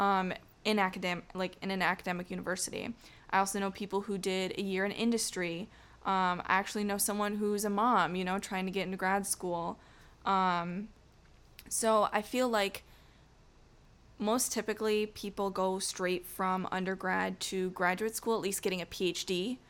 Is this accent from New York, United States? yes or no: yes; outside of Syracuse, New York, United States; I was raised outside of Syracuse.